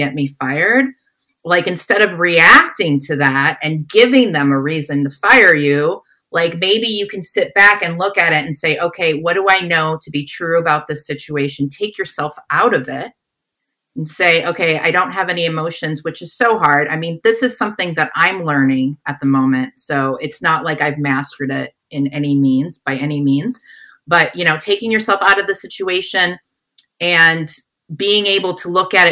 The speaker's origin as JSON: {"language": "English", "town": "Detroit", "region": "Michigan", "country": "United States", "also_born_or_lived": "San Francisco", "moved": "as an adult", "said": "my sister, we're from Detroit. We came out to San Francisco together and I was 19 at the time"}